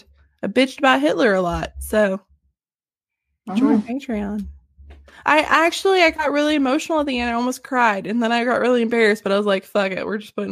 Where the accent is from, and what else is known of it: the South, United States; accent: southern